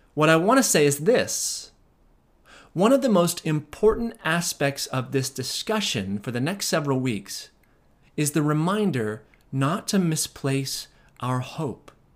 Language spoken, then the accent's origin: English; United States; we as American Christians